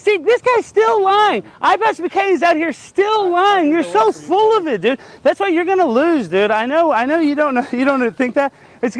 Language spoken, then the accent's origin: English; Texas, United States; We're both from Texas.